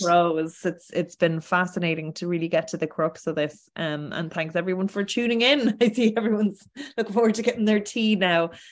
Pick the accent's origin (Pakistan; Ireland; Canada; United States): Ireland